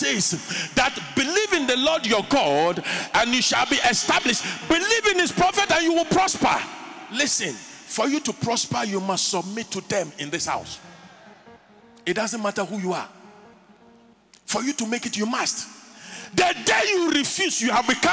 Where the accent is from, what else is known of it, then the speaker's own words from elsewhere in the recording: Winneba, Central Region, Ghana; A young boy growing up in Winneba, and every day we go to the beach